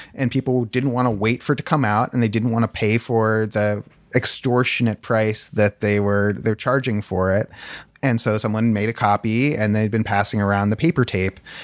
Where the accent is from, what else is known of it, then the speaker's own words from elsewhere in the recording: Palo Alto, California, United States; growing up in Palo Alto